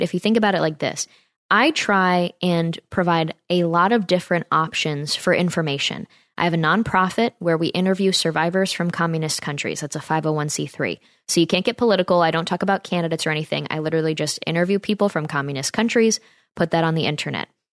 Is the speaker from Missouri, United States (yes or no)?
no; Saratoga Springs, New York, United States; It's from my hometown area in Saratoga, New York